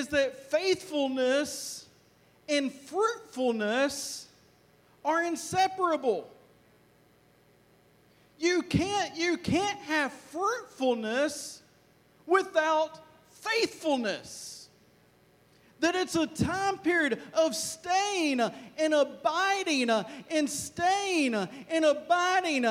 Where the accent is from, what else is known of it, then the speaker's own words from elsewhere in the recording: Arkansas, United States; now in Texas, United States; Hopefully you get my accent, because I grew up in Arkansas. I was born in Texas, but forgive me, I grew up in Arkansas.